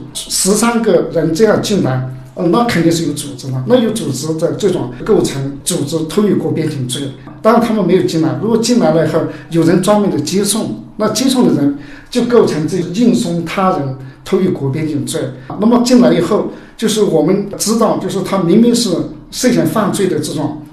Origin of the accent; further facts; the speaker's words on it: Yunnan, China; 我们云南这边